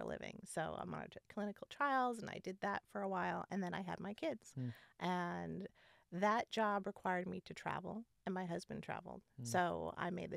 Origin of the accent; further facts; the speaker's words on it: Southern California, United States; moved away as an adult; also born or lived in Wisconsin / Oklahoma / Iowa; now in Pacific Northwest, United States; I grew up in Southern California, but was born in Wisconsin.